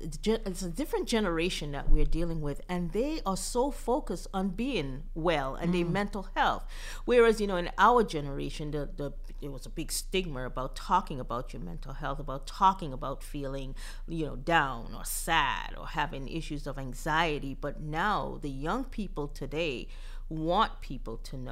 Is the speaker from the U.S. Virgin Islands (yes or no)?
yes; U.S. Virgin Islands; moved away; I'm originally from St. Croix, Virgin Islands